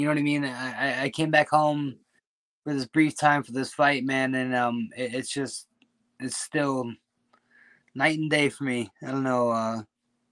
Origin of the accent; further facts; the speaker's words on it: Attica, New York, United States; also born or lived in Minnesota; now in China; my hometown. You know, like Attica, New York is a very small community, and I had the pleasure of growing up there